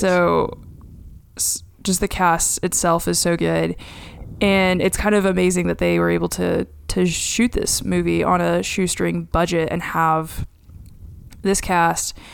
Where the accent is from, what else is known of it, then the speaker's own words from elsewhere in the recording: Duncan, Oklahoma, United States; my hometown of Duncan, Oklahoma